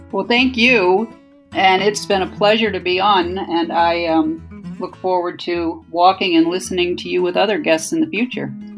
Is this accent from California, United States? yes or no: no; Toledo, Ohio, United States; now in Washington, D.C., United States; we grew up in Ohio